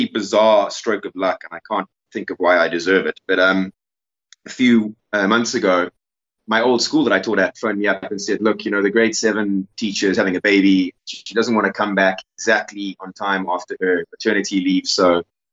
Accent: Cape Town, Western Cape, South Africa; moved away as an adult; now in Zululand, South Africa; I grew up in Cape Town

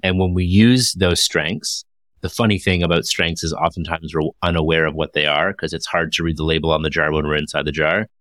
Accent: Toronto, Ontario, Canada; I hail from Toronto, Ontario, Canada

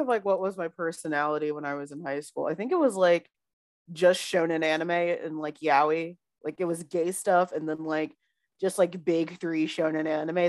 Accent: the South, United States; growing up in the South

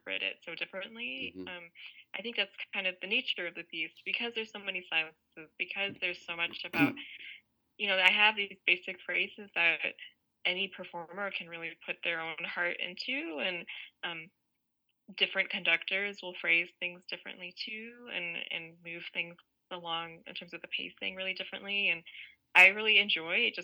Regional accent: United States; I'm an Indian American, and a lot of the music I grew up listening to was also Indian classical music

